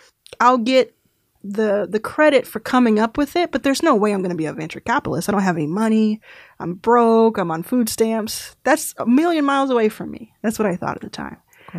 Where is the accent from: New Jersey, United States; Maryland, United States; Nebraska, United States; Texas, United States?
Texas, United States; Dallas; I was actually in Texas. I grew up in Dallas.